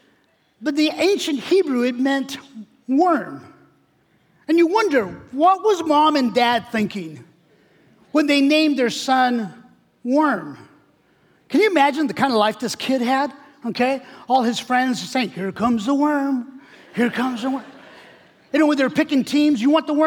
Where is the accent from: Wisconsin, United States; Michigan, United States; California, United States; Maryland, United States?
California, United States; I'm from California